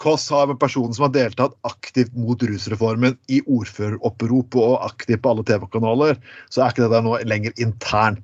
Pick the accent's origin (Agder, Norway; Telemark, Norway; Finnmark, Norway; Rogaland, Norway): Telemark, Norway; Jeg er fra Telemark, og det er nok konservativt i Grenland